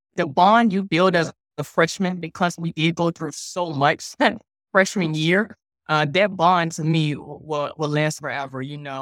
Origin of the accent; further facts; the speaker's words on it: Richmond, Virginia, United States; born and raised in, in Richmond, Virginia.